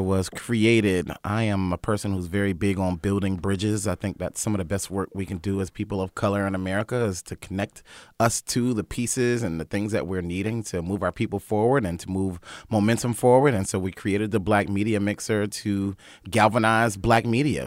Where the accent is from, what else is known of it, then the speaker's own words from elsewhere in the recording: Wilmington, North Carolina, United States; moved away; I'm from Wilmington, North Carolina. I'm from a family of singers, preachers, civil rights activists